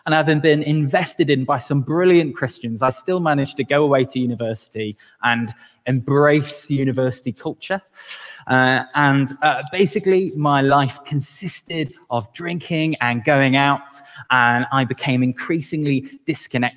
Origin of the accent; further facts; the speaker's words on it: Wales, United Kingdom; even as a Welshman